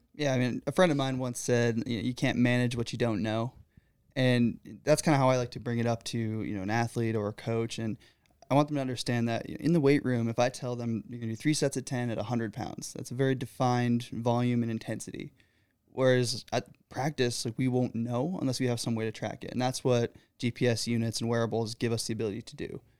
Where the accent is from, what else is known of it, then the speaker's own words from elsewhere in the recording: Michigan, United States; moved away as an adult; now in Pennsylvania, United States; I'm originally from Michigan.